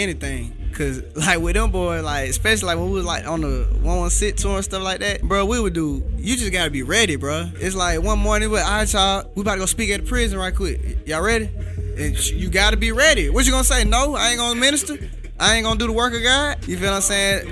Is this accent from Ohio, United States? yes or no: no; Atlanta, Georgia, United States; I'm from Atlanta, Georgia